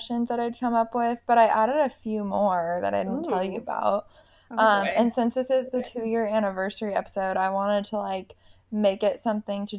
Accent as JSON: {"language": "English", "town": "Everett", "region": "Washington", "country": "United States", "tie": "born or raised there", "moved": "yes", "said": "We're both from Everett, Washington"}